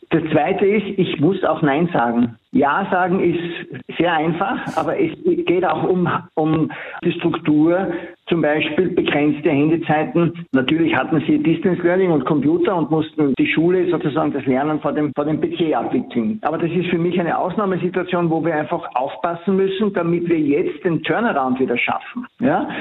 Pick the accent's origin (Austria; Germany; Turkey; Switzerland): Austria; bei uns in Österreich